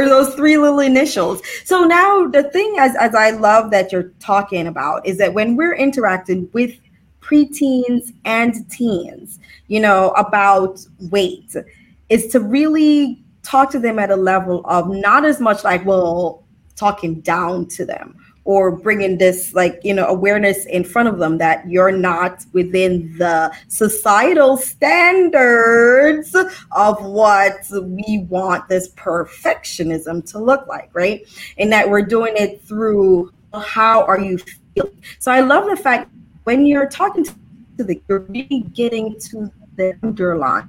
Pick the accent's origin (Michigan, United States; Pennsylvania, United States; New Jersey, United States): New Jersey, United States; we're from Jersey